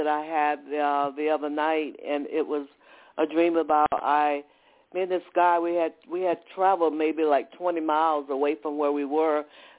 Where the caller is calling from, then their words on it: Atlanta, Georgia, United States; I'm calling from Atlanta, Georgia.